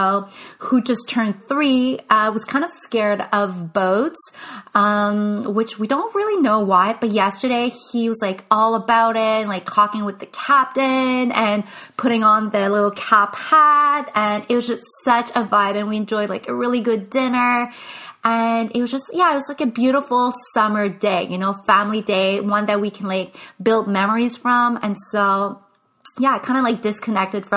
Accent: Canada; first language English; I am French Canadian. English is my first language

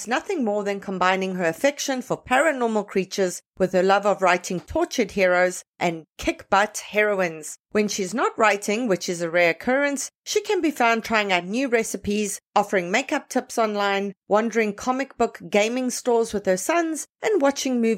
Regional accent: South Africa; as a South African

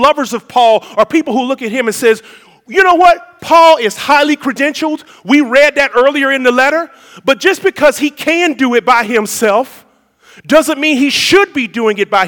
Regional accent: United States; being an American

